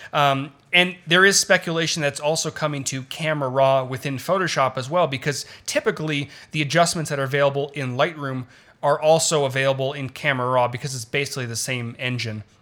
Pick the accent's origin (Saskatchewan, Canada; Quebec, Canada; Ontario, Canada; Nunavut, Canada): Ontario, Canada; Toronto; moved away as an adult; also born or lived in Los Angeles; I was born in Toronto, lived there for twenty-two years.